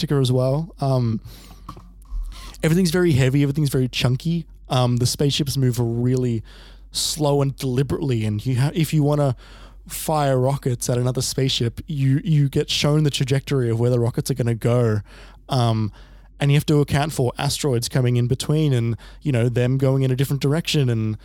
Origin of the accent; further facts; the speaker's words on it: Australia; we're both Australian